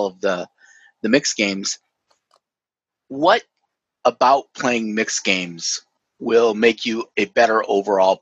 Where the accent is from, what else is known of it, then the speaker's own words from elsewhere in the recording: Minnesota, United States; I'm from Minnesota.